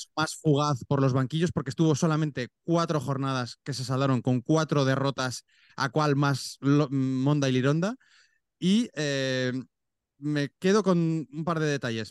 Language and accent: Spanish; Aragon, Spain; No soy neerlandés, yo soy aragonés